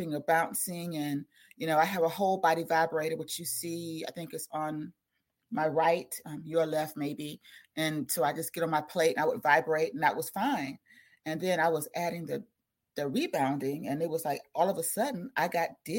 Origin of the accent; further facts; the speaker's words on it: South Carolina, United States; I'm from South Carolina